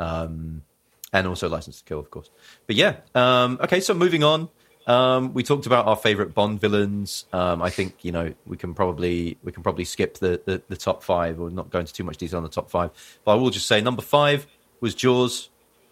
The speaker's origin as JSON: {"language": "English", "town": "Littlehampton", "region": "South East England", "country": "United Kingdom", "tie": "born or raised there", "said": "I grew up in West Sussex"}